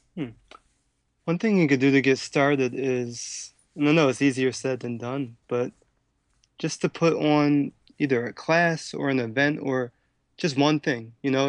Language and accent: English; Philadelphia, Pennsylvania, United States; I'm born and raised in Philadelphia